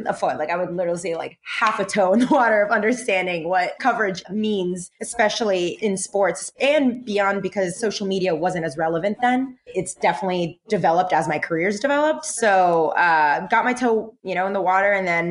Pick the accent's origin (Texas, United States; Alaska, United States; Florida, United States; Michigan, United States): Florida, United States; Orlando; moved away as an adult; also born or lived in Puerto Rico; now in New York City, United States; I moved to Florida when I was about 6 years old and grew up in Orlando, North Orlando, like Lake Mary